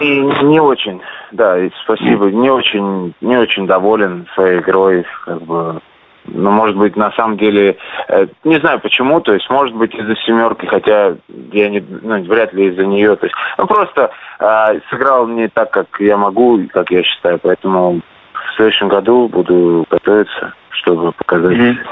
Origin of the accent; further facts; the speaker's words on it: Saint Petersburg, Russia; now in Krasnoyarsk, Russia; в родном городе